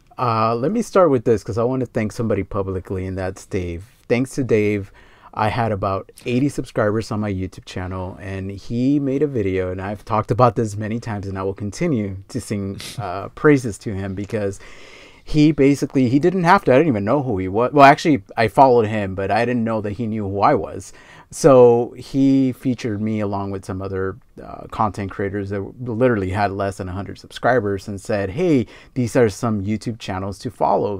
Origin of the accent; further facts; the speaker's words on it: Los Angeles, California, United States; I grew up around Fast and the Furious and all that stuff, especially here in L